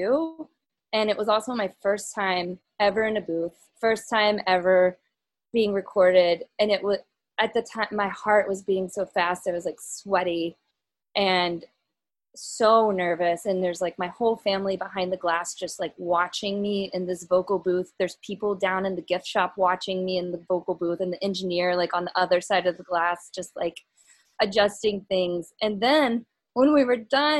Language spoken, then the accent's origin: English; Little Rock, Arkansas, United States; now in New York City, United States; I grew up in Little Rock